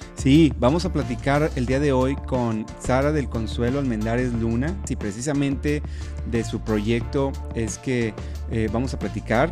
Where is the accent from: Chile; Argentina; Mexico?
Mexico; los que somos de México